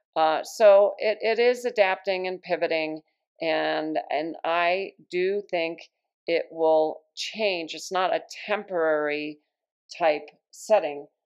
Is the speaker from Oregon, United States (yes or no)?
no; Long Island, New York, United States; moved away; I was born in New York, so once in a while, a New York word will come out just to remind me that I was born in Long Island